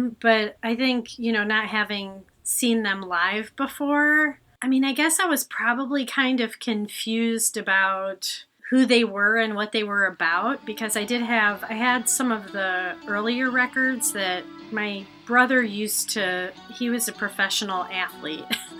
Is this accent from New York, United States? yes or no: no; about 45 minutes from Ann Arbor, Michigan, United States; now in Chicago, United States; And they played in Ann Arbor, Michigan, which is where the University of Michigan is. And I grew up about 45 minutes away from there. And I was 17 at the time.